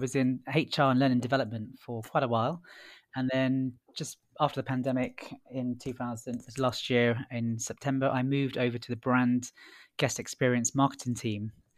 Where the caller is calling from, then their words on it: London, United Kingdom; I'm working from home today.